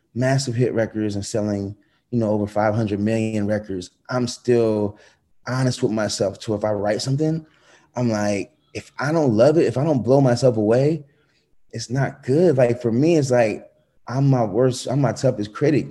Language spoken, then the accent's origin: English; Atlanta, Georgia, United States; also born or lived in Connecticut; I grew up fast in Atlanta